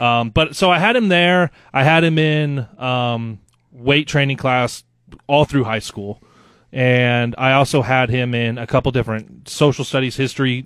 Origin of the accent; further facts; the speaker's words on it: Loup City, Nebraska, United States; moved away as an adult; also born or lived in West Point, Nebraska / Dodge, Nebraska; now in Lincoln, United States; my dad got a new job, um, as a teacher out in Loop City that's in central Nebraska